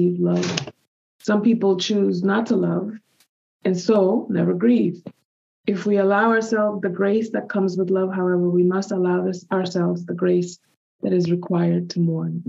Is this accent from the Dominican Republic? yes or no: yes; Dominican Republic; moved away; also born or lived in United States; my home country, Giovanni, Dominican Republic